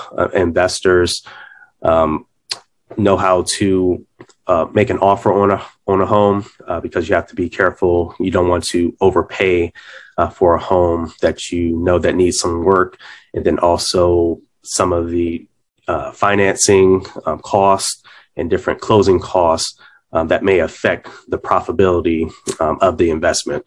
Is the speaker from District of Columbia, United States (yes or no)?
yes; Washington, District of Columbia, United States; I was born and raised in the Washington, D.C. area